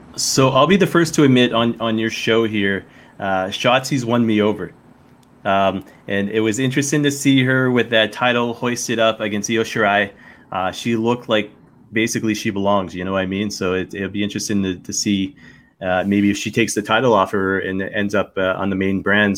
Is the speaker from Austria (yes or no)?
no; the Maritimes, Canada; moved away; also born or lived in Connecticut / London; I grew up in the Maritime